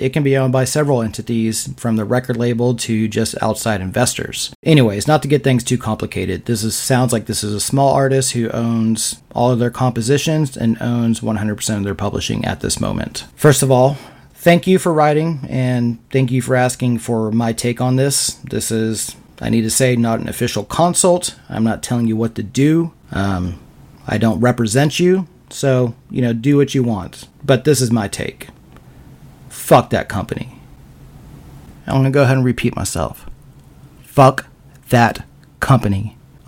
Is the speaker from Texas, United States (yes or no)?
yes; Austin, Texas, United States; I was born and raised in Austin, Texas, so I grew up surrounded by the most creative people on the planet